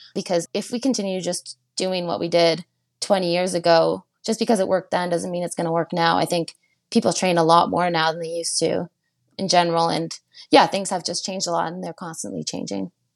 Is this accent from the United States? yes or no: no; Chelsea, Quebec, Canada; now in Canmore, Canada; I'm from Chelsea, Quebec.